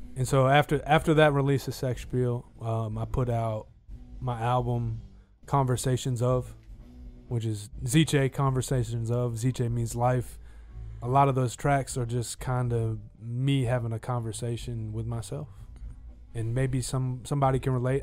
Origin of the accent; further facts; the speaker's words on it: United States; being American